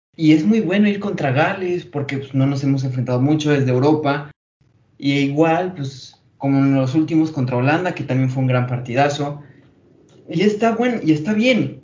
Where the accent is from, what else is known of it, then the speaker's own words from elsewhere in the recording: Mexico; hay que unirnos como mexicanos